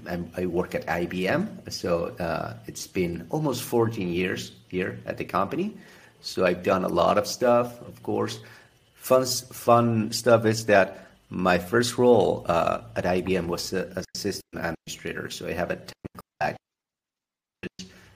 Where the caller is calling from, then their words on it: Buenos Aires, Argentina; I'm in Buenos Aires, Argentina.